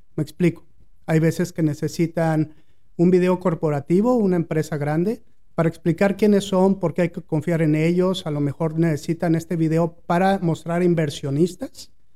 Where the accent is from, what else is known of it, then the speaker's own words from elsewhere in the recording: Mexico City, Mexico; moved away as an adult; also born or lived in Monterrey, Mexico; now in United States; Yo nací en la Ciudad de México, a los 22 años más o menos llegué a la Ciudad de Monterrey